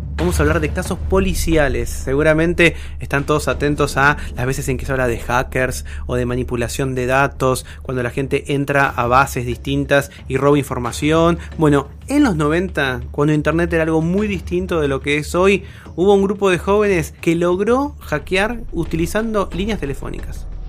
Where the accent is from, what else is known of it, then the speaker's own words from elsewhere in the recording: Campana, Buenos Aires Province, Argentina; yo soy de Campana, de la ciudad de, de la provincia de Buenos Aires, la ciudad de Campana